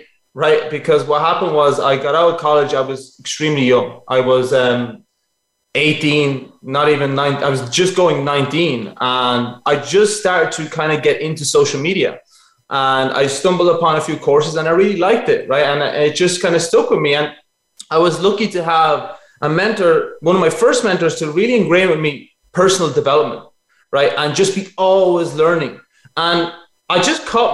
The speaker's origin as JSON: {"language": "English", "country": "Ireland", "tie": "born or raised there", "said": "I'm originally Italian. My parents are both Italian and they emigrated over here. So I lived my whole life in Ireland."}